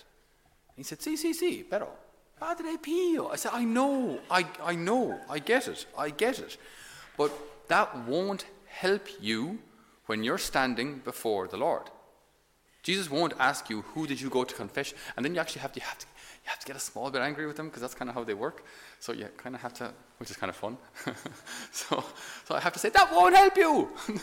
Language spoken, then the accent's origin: English; Ireland; I'm only Irish